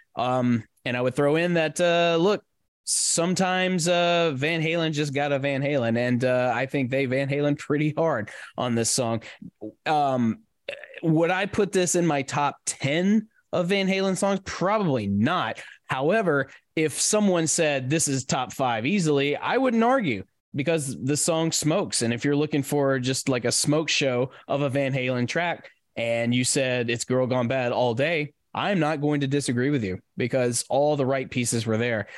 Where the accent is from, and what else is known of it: Nashville, Tennessee, United States; born or raised there